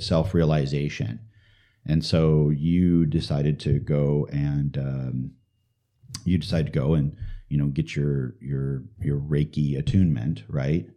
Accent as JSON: {"language": "English", "town": "St. Louis", "region": "Missouri", "country": "United States", "tie": "born or raised there", "said": "I was born in Saint Louis, Missouri"}